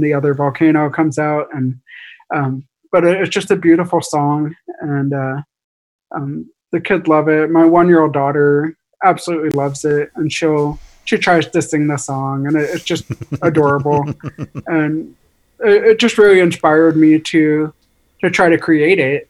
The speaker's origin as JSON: {"language": "English", "town": "Seattle", "region": "Washington", "country": "United States", "said": "my wife is from Japan and her family all lives in Japan and we're from Seattle"}